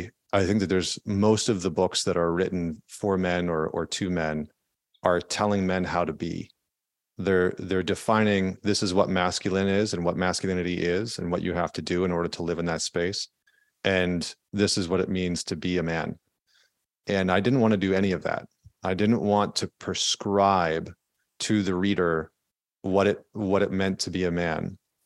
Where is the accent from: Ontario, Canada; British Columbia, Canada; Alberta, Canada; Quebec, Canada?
Alberta, Canada; I grew up in just outside of Edmonton, Alberta in Canada, which is kind of like the Texas of Canada.